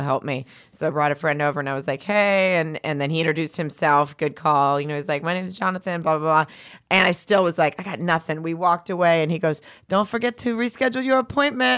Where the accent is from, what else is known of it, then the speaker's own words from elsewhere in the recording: the South, United States; I'm from the South